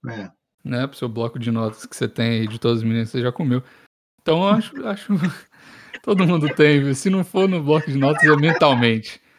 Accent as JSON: {"language": "Portuguese", "town": "Belo Horizonte", "region": "Minas Gerais", "country": "Brazil", "said": "Ô galera, principalmente sou de BH mesmo."}